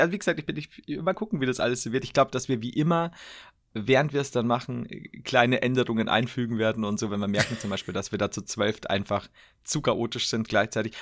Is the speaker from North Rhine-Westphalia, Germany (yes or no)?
yes; Cologne, North Rhine-Westphalia, Germany; … nennt man mich in meiner Heimat. Köln